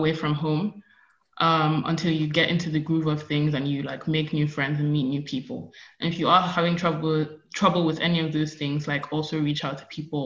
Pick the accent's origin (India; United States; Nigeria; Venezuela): Nigeria; moved away as an adult; I'm an international student, which means when I started, I was coming from Nigeria